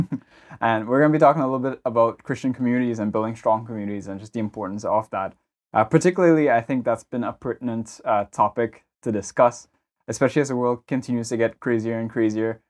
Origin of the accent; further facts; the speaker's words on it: Trinidad & Tobago; moved away; growing up in Trinidad